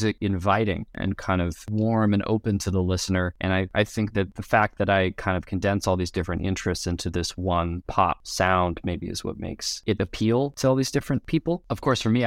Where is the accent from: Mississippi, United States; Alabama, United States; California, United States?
California, United States; Los Angeles; moved away as an adult; also born or lived in New York; now in Chicago, United States; I grew up in Los Angeles, and then I moved across the country to the East Coast to study music production at NYU